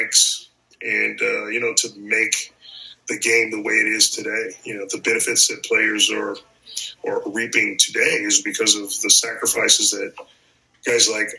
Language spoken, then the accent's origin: English; St. Louis, Missouri, United States; St. Louis, my hometown.